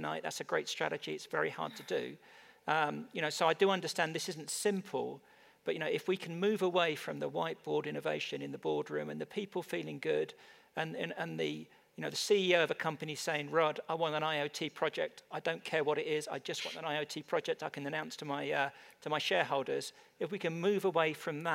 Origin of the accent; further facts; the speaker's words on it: England, United Kingdom; I'm from England